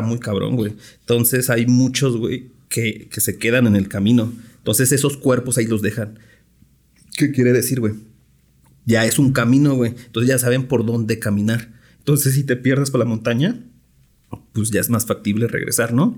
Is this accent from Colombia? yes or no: no; Mexico; Soy mexa